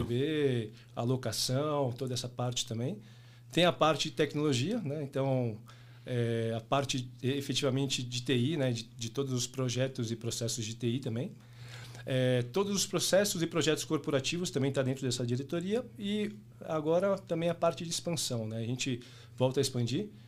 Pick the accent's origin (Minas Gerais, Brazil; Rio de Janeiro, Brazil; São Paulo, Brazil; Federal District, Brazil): São Paulo, Brazil; nascido e criado em São Paulo, paulista por natureza